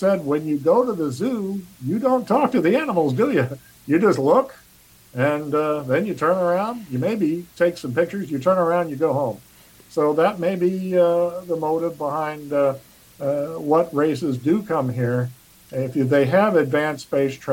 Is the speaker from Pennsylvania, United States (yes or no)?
no; Cape Girardeau, Missouri, United States; my hometown of Cape Girardeau, Missouri